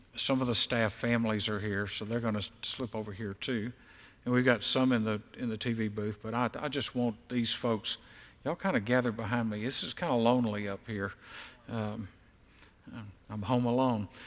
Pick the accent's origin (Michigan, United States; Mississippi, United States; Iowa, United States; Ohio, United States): Mississippi, United States; Mississippi Gulf Coast, United States; I grew up on the Mississippi Gulf Coast